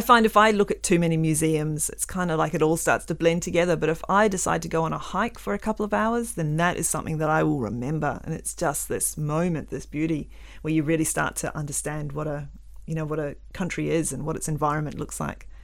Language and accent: English; New Zealand; now in Western Australia, Australia; I grew up in New Zealand